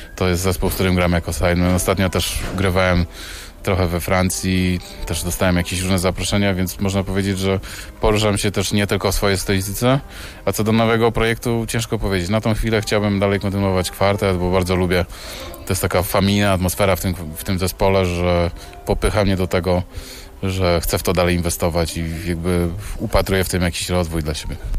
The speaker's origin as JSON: {"language": "Polish", "country": "Poland", "said": "jestem artystą z Polski"}